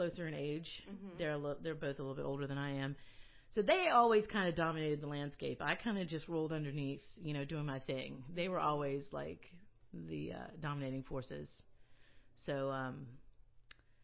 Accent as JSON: {"language": "English", "town": "Moncks Corner", "region": "South Carolina", "country": "United States", "also_born_or_lived": "New York / New Paltz, New York / New Orleans", "lives_now": "Charleston, United States", "said": "I'm from Monk's Corner"}